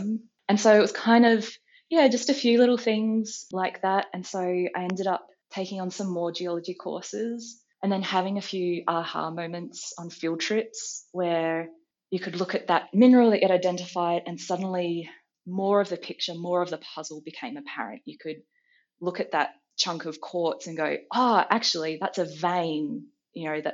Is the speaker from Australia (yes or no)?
yes; Adelaide, South Australia, Australia; I grew up in Adelaide, and I just, like everyone at 16, wanted to get out of Adelaide